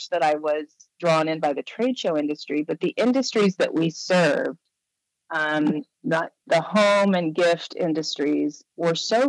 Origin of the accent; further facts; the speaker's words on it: New York City, New York, United States; when I moved back to New York, which is where I was born and raised, I'm from Manhattan